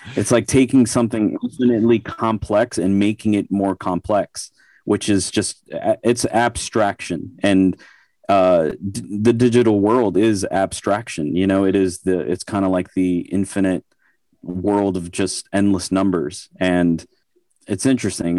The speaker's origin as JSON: {"language": "English", "region": "New York", "country": "United States", "tie": "born or raised there", "said": "I grew up in New York"}